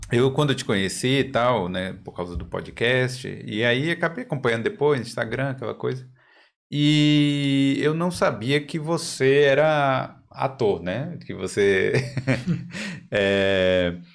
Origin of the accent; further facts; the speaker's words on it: Brazil; A gente é brasileiro, eu... nossa cultura às vezes.